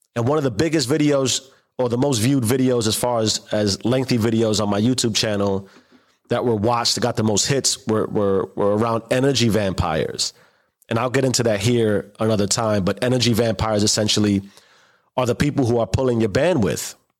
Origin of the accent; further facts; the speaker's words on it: New York City, New York, United States; growing up in the South Bronx